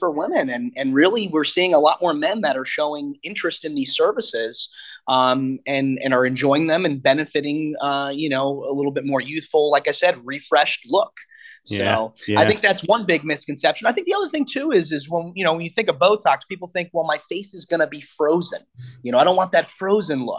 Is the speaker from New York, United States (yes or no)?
yes; Long Island, New York, United States; moved away as an adult; I grew up in Long Island, New York